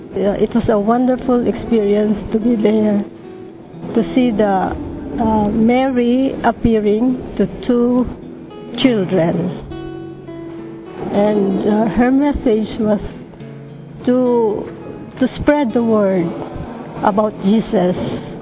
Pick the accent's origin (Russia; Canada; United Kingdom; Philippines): Philippines